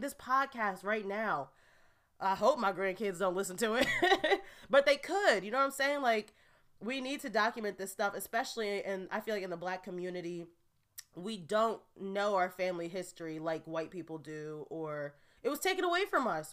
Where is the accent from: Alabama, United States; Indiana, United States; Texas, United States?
Indiana, United States; Gary; now in New Jersey, United States; I haven't been back to my hometown of Gary, Indiana, since my grandmother's funeral six years ago